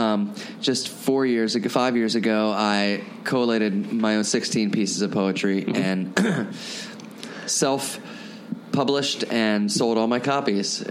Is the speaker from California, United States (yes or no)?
no; Trout Run, Pennsylvania, United States; also born or lived in Williamsport; I grew up in Trout Run